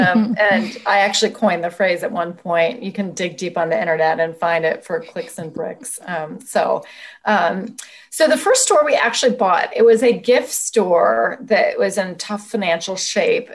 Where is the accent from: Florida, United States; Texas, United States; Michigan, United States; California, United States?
California, United States; Oakland; moved away; also born or lived in Washington, D.C.; I grew up in Oakland